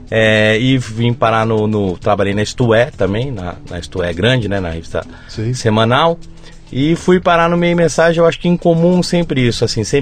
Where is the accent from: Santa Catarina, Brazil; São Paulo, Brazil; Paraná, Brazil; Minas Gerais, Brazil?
São Paulo, Brazil; Eu sou, sou de São Paulo, né? Assim, uhum. São Paulo. Me considero um caipira, porque meus pais vieram do interior. Quando eu era pequeno, eu brigava para não ser caipira. Hoje em dia, eu sou o mais caipira de todos